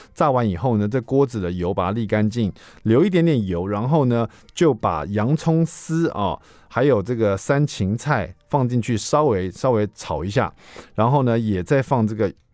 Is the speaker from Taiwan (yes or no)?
yes; Taiwan; 比如说我们台湾人喜欢吃那种海鲜粥